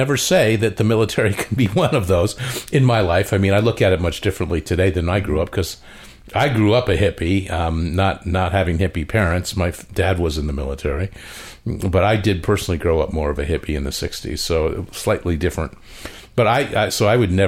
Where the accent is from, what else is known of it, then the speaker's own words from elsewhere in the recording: Connecticut, United States; moved away; I grew up with them in Connecticut